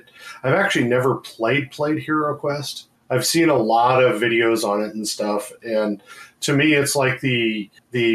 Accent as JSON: {"language": "English", "region": "Midwest", "country": "United States", "tie": "born or raised there", "said": "being in the Midwest, growing up in the Midwest"}